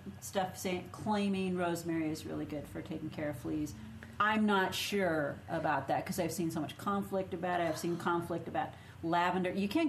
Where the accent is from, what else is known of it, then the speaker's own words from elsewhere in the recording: Minnesota, United States; accent: Minnesota; If you say it funny, just say it's my accent. That's a Minnesota accent.